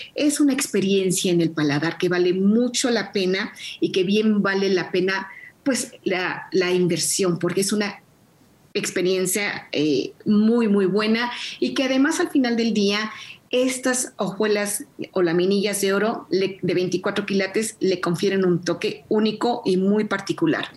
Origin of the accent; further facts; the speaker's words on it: Mexico; como mexicanos